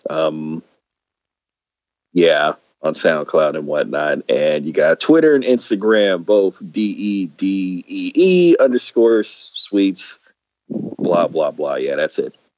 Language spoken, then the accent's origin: English; California, United States; moved away; my home state is expensive as fuck